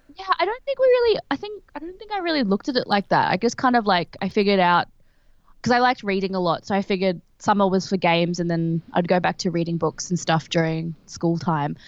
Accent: Brisbane, Queensland, Australia; I'm from Brisbane in Queensland, which is a small city

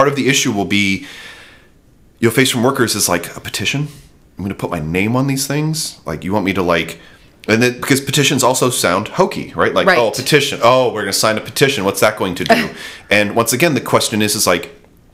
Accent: United States; as an American

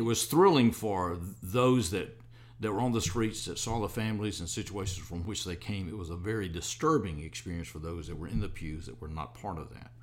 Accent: Athens, Alabama, United States; moved away as an adult; now in Jackson, United States; I was born in 1949 in Athens, Alabama. Okay. And uh, my ancestors are from Alabama for several generations.

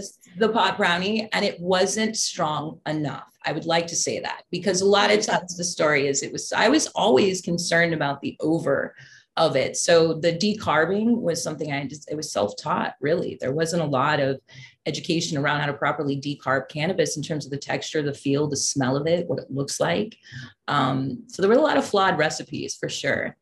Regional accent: Waterford, California, United States; also born or lived in San Francisco; I grew up in Northern California

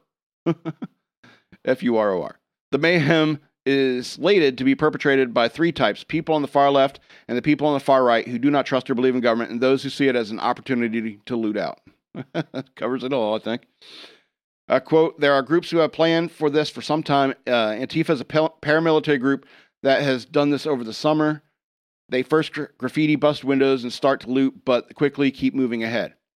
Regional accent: United States; we as American voters

